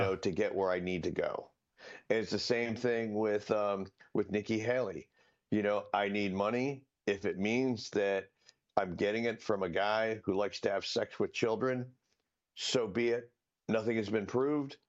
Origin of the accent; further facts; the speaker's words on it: Collier County, Florida, United States; I grew up in Collier County, Florida